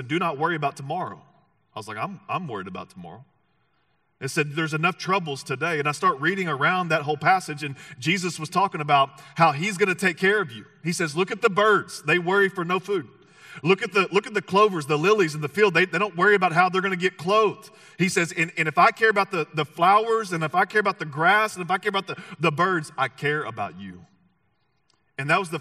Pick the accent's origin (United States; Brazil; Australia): United States; the South; moved away; it was in the South is where I grew up. And if we haven't met, you'll figure out that I'm not from these parts. I'm from the South